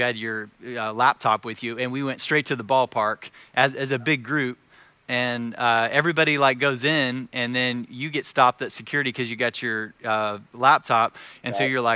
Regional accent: Joplin, Missouri, United States; I grew up in this town in Southwest Missouri

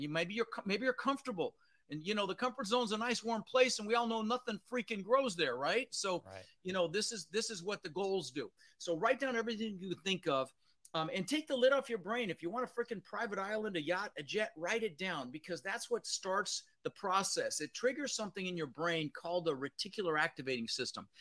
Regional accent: Denver, Colorado, United States; also born or lived in Netherlands; I was born in the Netherlands, you know, wooden shoes and windmills. And uh, ended up in Denver, Colorado

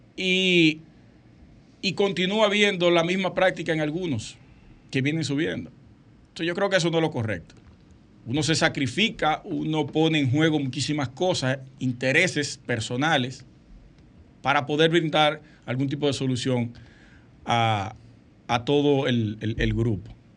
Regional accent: Sosúa, Puerto Plata, Dominican Republic; Sosúa, mi pueblo natal

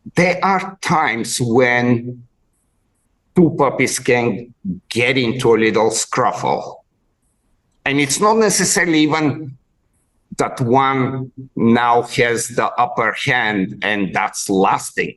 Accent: Bulgaria; moved away; I grew up in in Bulgaria in way back before in the communist times

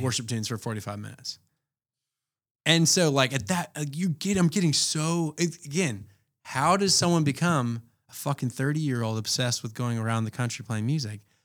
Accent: Atlanta, Georgia, United States; moved away as an adult; now in Anchorage, United States; I, uh, born and raised in Atlanta, but I've had ties to Anchorage since two thousand nine

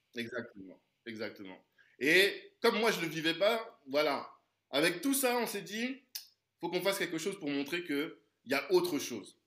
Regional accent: Central African Republic; je suis originaire de la Centrafrique

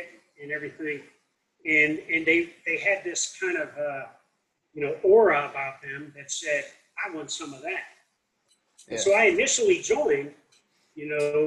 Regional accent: Davenport, Iowa, United States; I grew up in Davenport, Iowa

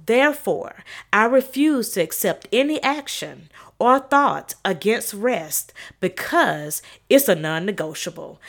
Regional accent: South Carolina, United States; I'm from South Carolina

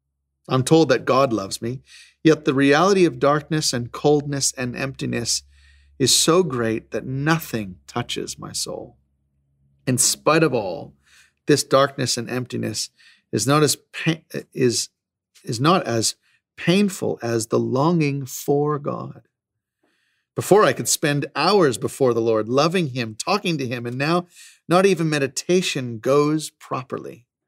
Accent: Australia; I'm actually Australian, I know I don't sound like it

